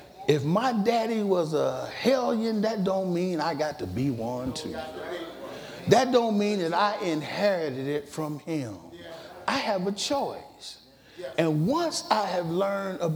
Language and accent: English; Dayton, Ohio, United States; I was born in Dayton